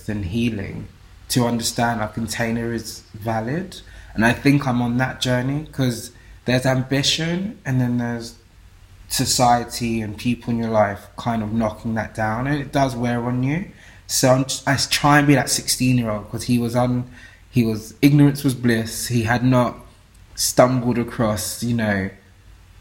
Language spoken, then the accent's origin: English; England, United Kingdom; I grew up in England